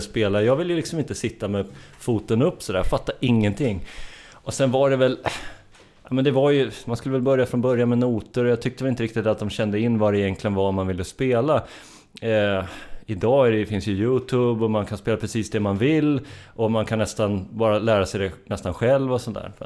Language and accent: Swedish; Strängnäs, Södermanland, Sweden; now in Stockholm, Sweden; Jag är från Sörmland. Strängnäs kommer jag ifrån